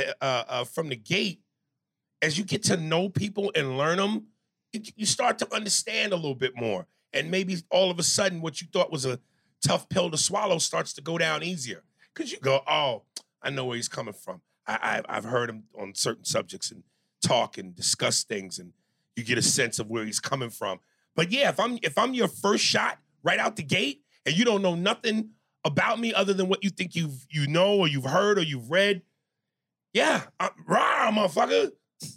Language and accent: English; New York, United States; I'm from New York